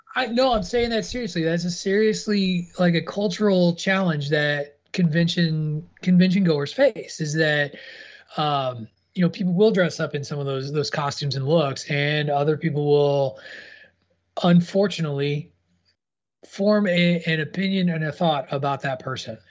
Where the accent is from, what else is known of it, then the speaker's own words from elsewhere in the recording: Illinois, United States; a white Midwestern guy from Illinois who grew grew up amongst the cornfields